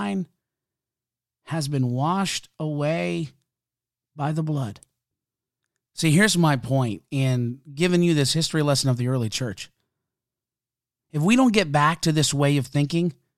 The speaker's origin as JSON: {"language": "English", "country": "Canada", "said": "I'm a Canadian"}